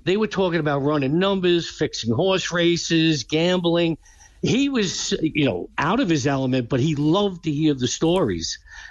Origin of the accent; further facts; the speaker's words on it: New York, United States; I grew up in Queens in an Italian neighborhood with these mob clubs.